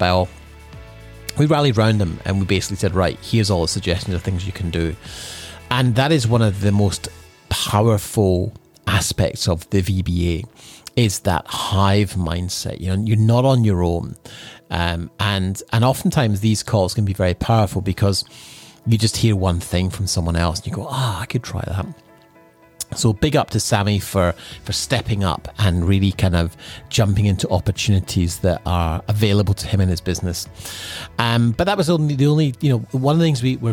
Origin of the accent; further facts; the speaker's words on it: Scotland, United Kingdom; now in Sunshine Coast, Australia; growing up in Scotland